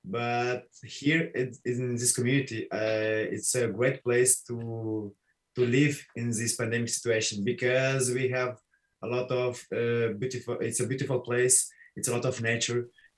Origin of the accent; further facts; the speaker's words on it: Moldova; moved away as an adult; now in Brazil; I'm not Brazilian. I'm here in Brazil. I have 6 years and a half. I'm from Moldova. That's a little country there in Europe.